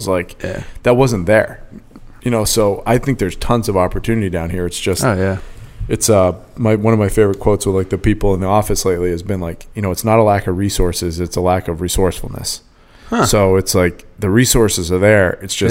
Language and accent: English; Maine, United States; moved away as an adult; now in Rhode Island, United States; I'm from Maine, but my home is here now. And I love New England.